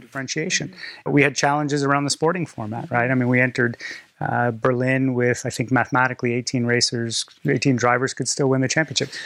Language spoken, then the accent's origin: English; Canada; I'm Canadian